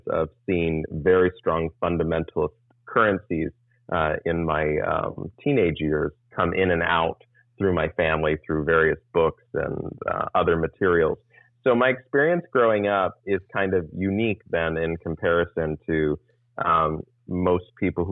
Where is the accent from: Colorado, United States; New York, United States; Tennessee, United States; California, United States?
California, United States; San Diego; also born or lived in Texas / Florida; I've lived in Southern California and San Diego County, or San Diego proper, for pretty much from the age of 7 or 8 onwards. So I consider myself a Californian.